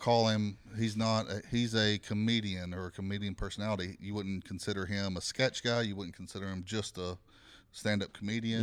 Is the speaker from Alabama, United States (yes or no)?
yes; Alabama, United States; now in Phoenix, United States; I'm from Alabama